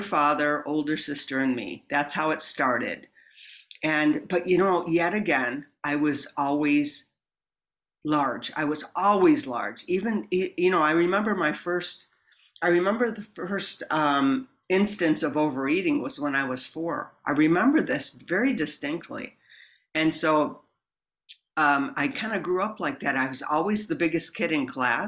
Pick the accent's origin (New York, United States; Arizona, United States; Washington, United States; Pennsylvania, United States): New York, United States; moved away; I grew up back east near Buffalo, not in Buffalo, a small town in between Buffalo and Rochester.